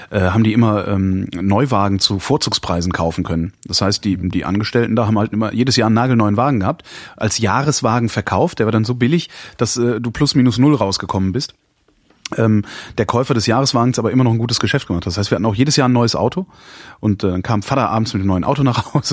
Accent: Cologne, North Rhine-Westphalia, Germany; now in Berlin, Germany; ich komme aus Deutschland, aus einer Stadt, die heißt Köln

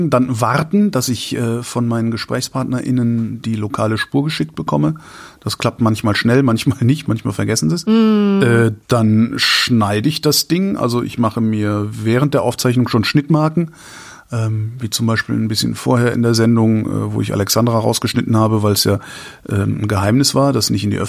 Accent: Rhineland, Germany; Rhein, Rhein, also das Rheinland, wo ich herkomme, ist, ist, find, empfinde ich als freundlich.

